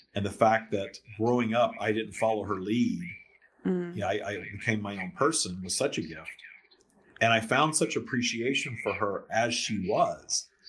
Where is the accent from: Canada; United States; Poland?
United States; the South; I grew up in the South uh, in in sort of a religious uh, scenario